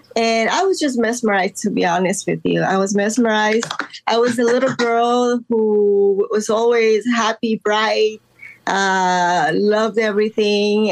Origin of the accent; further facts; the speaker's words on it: Los Angeles, California, United States; also born or lived in Guatemala; I was uh, born in Guatemala, but I was raised in Los Angeles since the age of 10